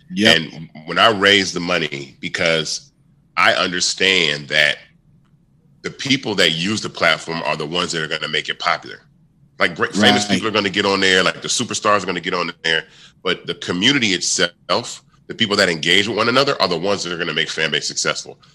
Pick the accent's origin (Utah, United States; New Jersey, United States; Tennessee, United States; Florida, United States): Tennessee, United States; Memphis; I was born in Memphis